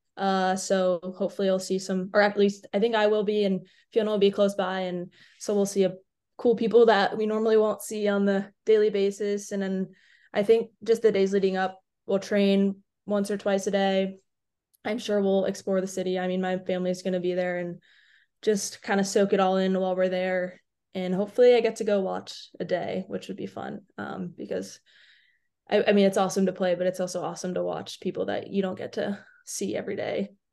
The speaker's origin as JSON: {"language": "English", "town": "Atlanta", "region": "Georgia", "country": "United States", "tie": "born or raised there", "said": "I'm from Atlanta"}